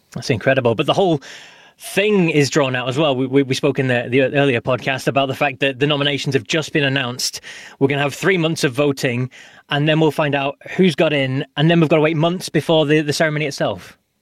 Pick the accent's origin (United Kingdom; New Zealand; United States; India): United Kingdom; as a Brit